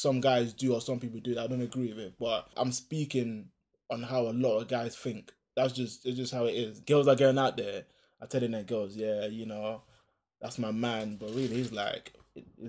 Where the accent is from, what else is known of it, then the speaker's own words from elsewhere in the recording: Nigeria; I'm Nigerian as well